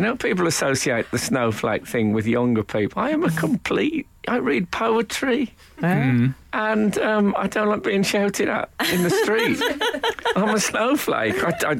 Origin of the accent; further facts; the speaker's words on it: Oldbury, West Midlands, United Kingdom; now in London, United Kingdom; I met a bloke last night from Albury, where I come from, and I felt my accent go revert. But when I came to London, I tried to clean it up a bit.